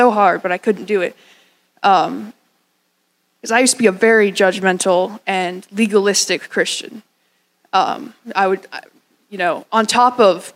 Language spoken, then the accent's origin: English; Scotland, United Kingdom; moved away; I'm the son of the Scottish man, by the way. I was born in Scotland.